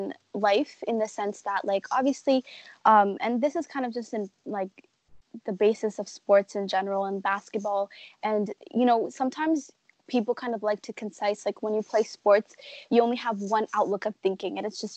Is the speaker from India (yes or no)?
no; Toronto, Ontario, Canada; growing up here my whole life